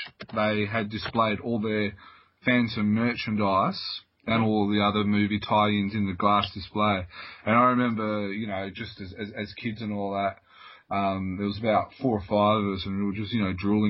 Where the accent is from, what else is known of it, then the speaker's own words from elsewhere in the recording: Geelong, Victoria, Australia; growing up in Geelong